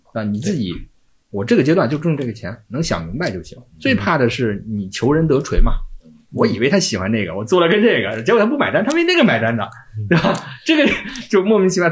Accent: Shandong, China; 我们山东人对那个奥迪有执念

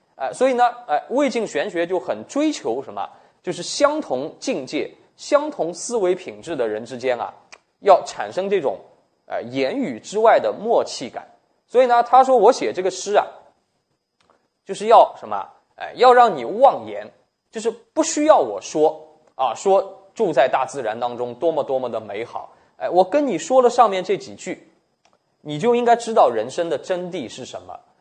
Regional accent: China; 我们中国人

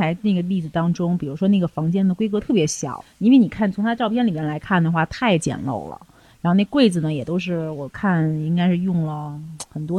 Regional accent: China; 我们中国人

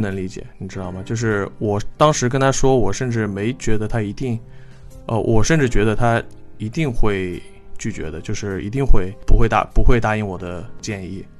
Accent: Hai'an, Jiangsu, China; 我老家在南通，海岸嗯。我跟我爸妈的家是在那个县城里边儿

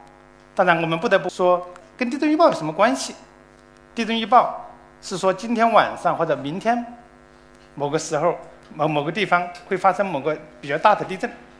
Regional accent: Sichuan, China; also born or lived in Austria; now in Chengdu, China; 我也是一名四川人

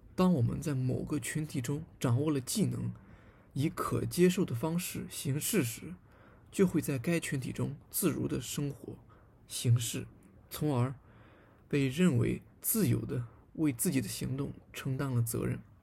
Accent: southwestern Shandong, China; 我的老家呢，在，呃，鲁西南的一个小县城里面

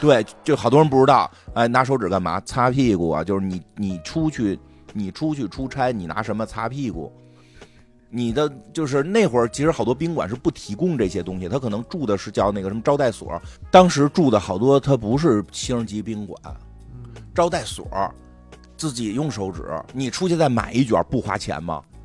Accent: Beijing, China; 咱们北京这边有流行那个用水龙头滴水

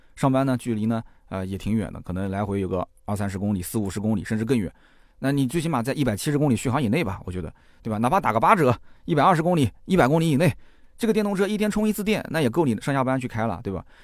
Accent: China; 我们中国人这里大部分的这个家庭换车周期基本上是三到五年

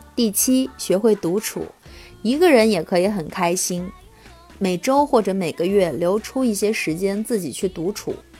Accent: Anhui, China; also born or lived in Hefei; 因为首先我是一个安徽人，再者呢，我现在在这个合肥读研究生，嗯，另外我曾经在安徽广播电视台实习过

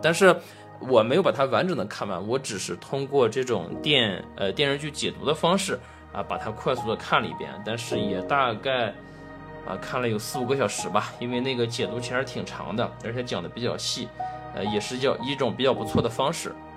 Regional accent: China; 我们中国人

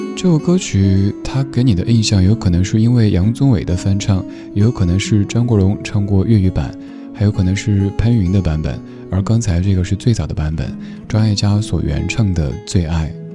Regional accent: Sichuan, China; 作为一个四川人

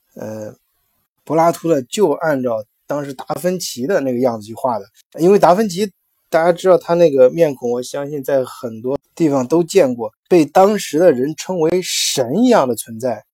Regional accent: China; 我们中国人讲的性本善

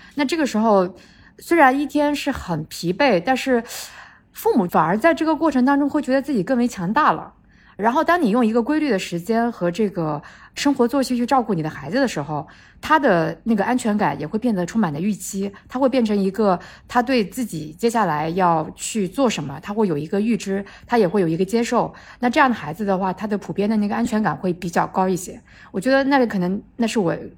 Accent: China; 我们中国人

